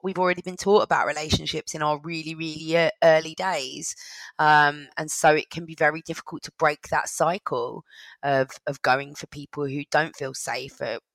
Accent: London, United Kingdom; I grew up in London

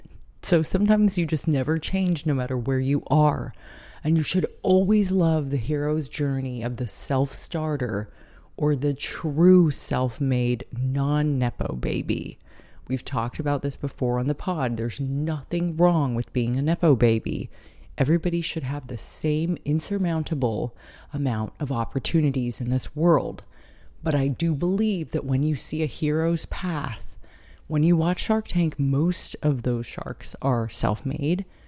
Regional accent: San Diego, California, United States; moved away as an adult; now in Brooklyn, United States; although California will always be home, and Carlsbad and San Diego will always be my hometown

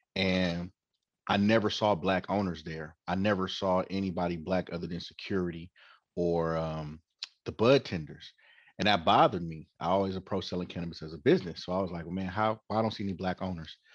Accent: Oakland, California, United States; born and raised in Oakland, um, as you said, fifth generation, and um, graduated high school in Oakland

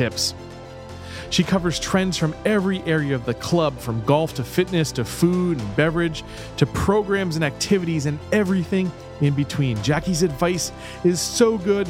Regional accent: Florida, United States; my home state, I'm proud to say, Florida

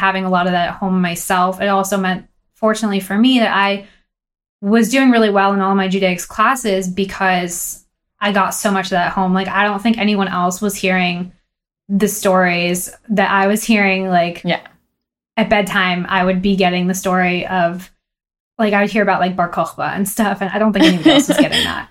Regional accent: Boston, Massachusetts, United States; also born or lived in Long Island, New York / Israel / New York / Los Angeles; we moved to Boston when I was one. So, really, Boston's been my home.

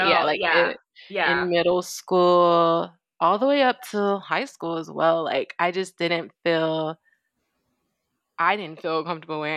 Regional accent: United States; growing up in the States

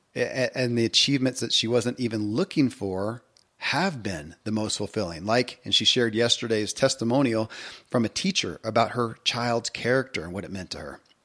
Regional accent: Kentucky, United States; born or raised there

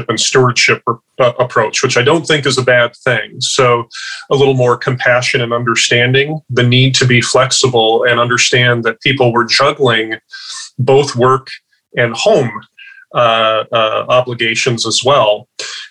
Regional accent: Midwest, United States; now in Washington, United States; From the Midwest originally, I'm now out in Washington

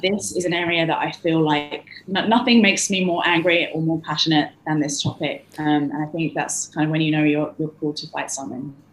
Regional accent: London, United Kingdom; moved away; I'm from London

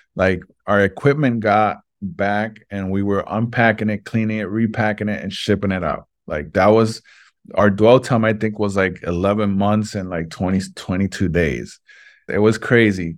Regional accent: Vega Alta, Puerto Rico; also born or lived in Brooklyn, New York; we ended up moving here to Puerto Rico

